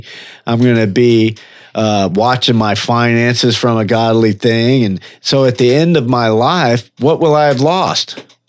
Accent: Orlando, Florida, United States; I do my testimony in prison sometimes and I say, yeah, I'm a drunk from Orlando.

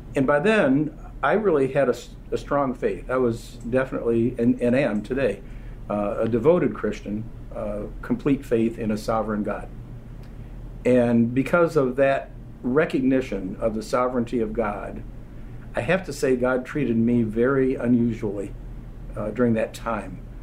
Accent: Marshall, Michigan, United States; my hometown in Marshall, Michigan

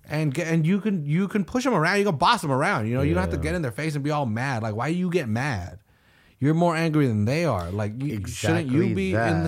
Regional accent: Sweden; I'm from Sweden, I'm friendly, I don't know what to do.

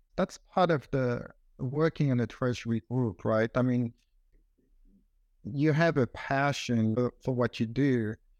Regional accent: Switzerland; moved away as an adult; now in United States; growing up in Switzerland

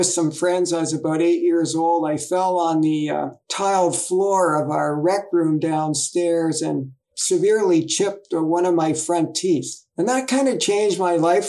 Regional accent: Toronto, Ontario, Canada; I was born in 1948 in Toronto, Ontario, Canada, kind of a middle class area, growing up pretty normal

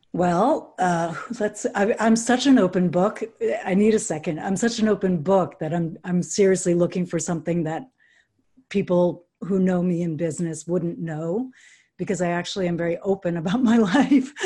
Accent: New York City, New York, United States; I grew up in New York City

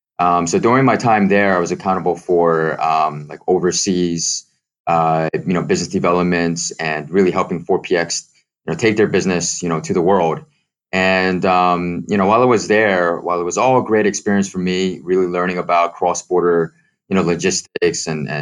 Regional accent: Philadelphia, Pennsylvania, United States; moved away as an adult; also born or lived in China; now in Hong Kong; I'm originally from the States, Philadelphia, Pennsylvania, and I decided to venture out into China

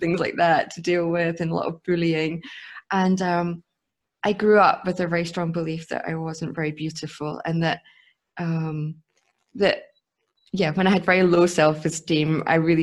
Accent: Scotland, United Kingdom; now in Munich, Germany; I grew up in Scotland

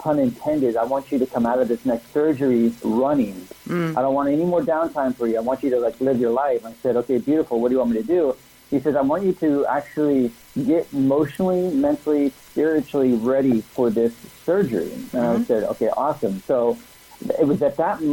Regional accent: San Ramon, California, United States; I grew up in a small little town called San Ramon, which is about 20 minutes east of Oakland

